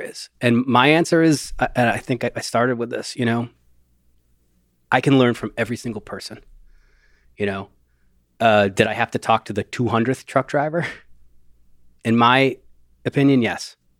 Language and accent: English; Rust Belt, United States; I grew up in the Rust Belt